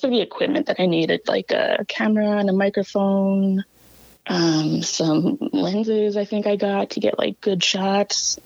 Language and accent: English; La Ronge, Saskatchewan, Canada; from La Ronge and the Lake La Ronge Indian Band